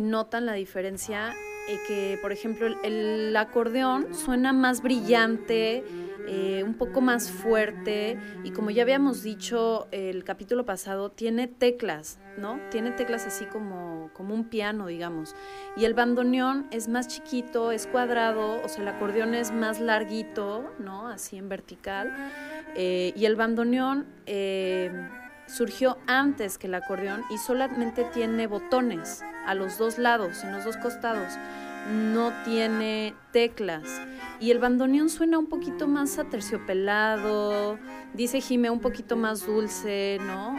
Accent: Mexico; hay varias cosas que podemos no llegar a entender, por lo menos como mexicanos

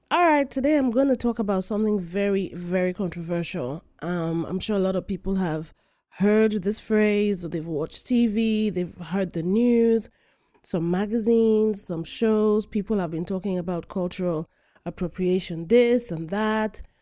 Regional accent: Nigeria; I am African, full-fledged African. I am Nigerian

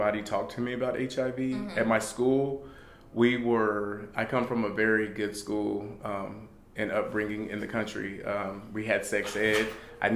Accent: California, United States; We're from California

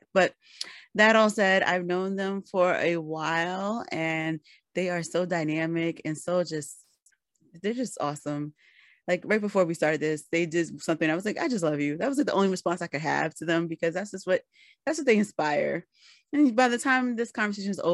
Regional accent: New York City, New York, United States; I'm from the Bronx

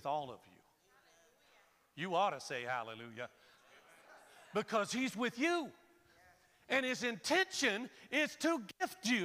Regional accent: Florida, United States; I'm born and raised in Florida.

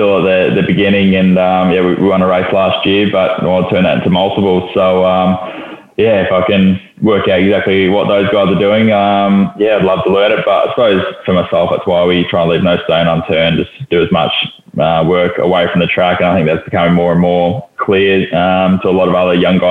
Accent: Lysterfield Lake, Victoria, Australia; Listerfield Lake, which is somewhere I grew up near

